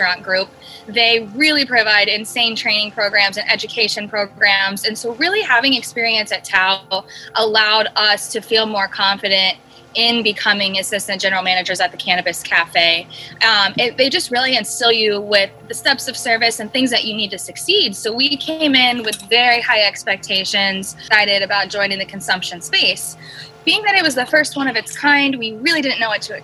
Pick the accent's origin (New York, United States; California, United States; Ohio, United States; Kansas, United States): Ohio, United States; moved away as an adult; now in Los Angeles, United States; I'm originally from Ohio. I actually moved to LA about 6 years ago